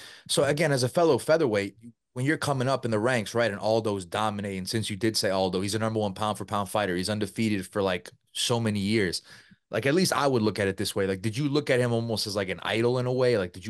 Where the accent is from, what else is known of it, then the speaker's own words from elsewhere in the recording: New Jersey, United States; I'm from New Jersey